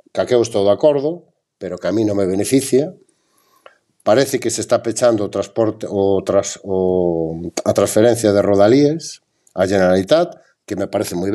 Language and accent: Galician; Galicia, Spain